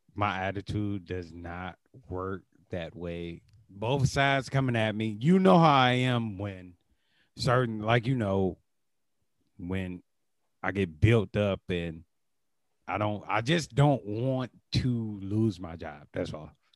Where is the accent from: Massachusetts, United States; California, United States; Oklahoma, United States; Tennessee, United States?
Tennessee, United States; accent: Tennessee; my Tennessee accent